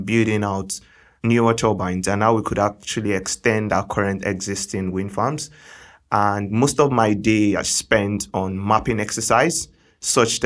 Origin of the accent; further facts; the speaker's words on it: Lagos, Nigeria; I was born and bred in Lagos, Nigeria